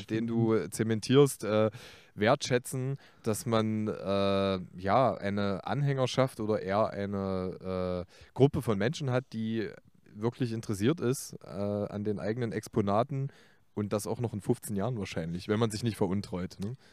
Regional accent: Leipzig, Saxony, Germany; als Leipziger mit Lokalpassion

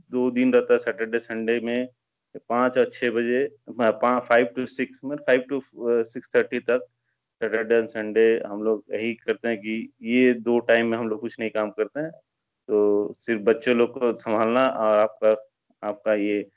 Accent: Asansol, West Bengal, India; now in Bangalore, India; मैं basically uh, मैं waste Bengal से हूँ uh, मेरा घर वेस्ट बंगाल में आसनसोल एरिया में है और हम लोग का मैं काफ़ी साल से बैंगलोर में हूँ मेरा बीस साल हो गए बैंगलोर में

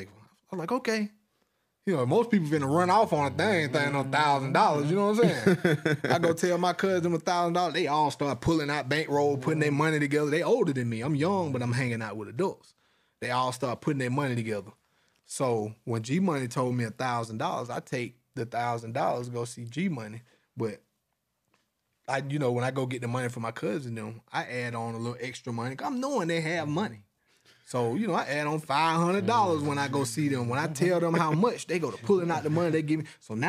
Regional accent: Georgia, United States; to my city, man. Shout out to Morrow County. My high school was called Mary Persons High School. In my hometown, you know, population of 4,000, we only had one high school.

